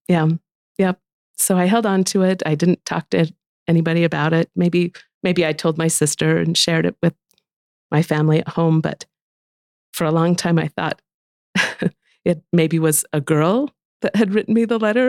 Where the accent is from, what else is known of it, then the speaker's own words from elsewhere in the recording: Wayne County, Utah, United States; all of my friends, we, we grew up in Wayne County together